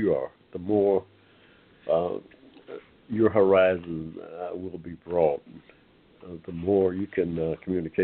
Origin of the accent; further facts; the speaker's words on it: Georgia, United States; I was born here in Georgia, and, poorest of the poor